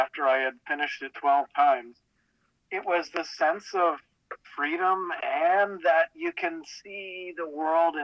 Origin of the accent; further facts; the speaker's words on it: Connecticut, United States; I grew up sailing in Connecticut from a young age